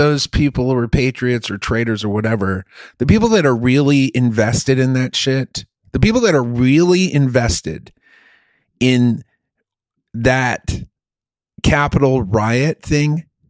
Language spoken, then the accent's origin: English; Germany; now in United States; I grew up in Germany, and when you're in Germany, you're surrounded by all these other countries.